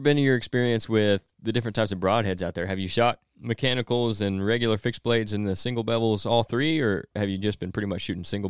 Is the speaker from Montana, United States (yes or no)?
no; Illinois, United States; Southern Illinois.